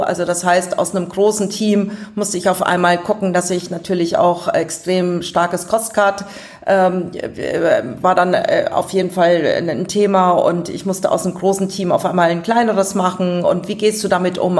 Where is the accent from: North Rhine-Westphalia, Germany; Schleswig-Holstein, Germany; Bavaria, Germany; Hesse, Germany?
Bavaria, Germany; Aschaffenburg; accent: Lower Franconian; moved away; also born or lived in Giessen; Ich komme aus Aschaffenburg. Es hört mir vielleicht noch mein rollendes R, das Unterfränkische